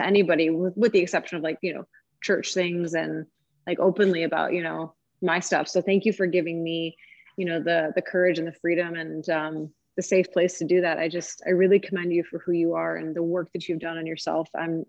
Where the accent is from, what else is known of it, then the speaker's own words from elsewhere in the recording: Illinois, United States; I'm from Illinois.